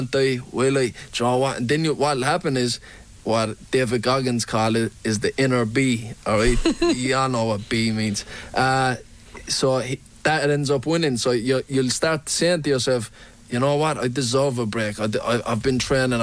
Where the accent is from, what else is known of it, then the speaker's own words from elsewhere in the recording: Limerick, Munster, Ireland; growing up in Limerick